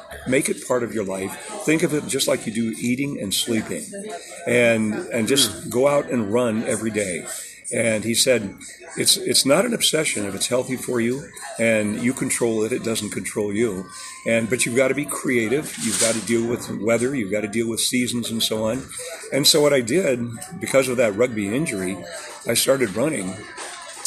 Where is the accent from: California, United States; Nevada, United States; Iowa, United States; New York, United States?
Iowa, United States; Des Moines; also born or lived in Germany / Ankeny / Ames / Indianola; we moved when I was pretty young to Des Moines in the early 1950s and grew up, you know, a good part of my life in Des Moines